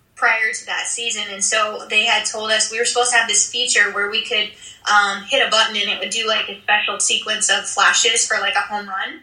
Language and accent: English; 45 minutes from Williamsport, Pennsylvania, United States; my hometown is 45 minutes from the stadium because I used to commute in, and I we used to go to cross games all the time when I was little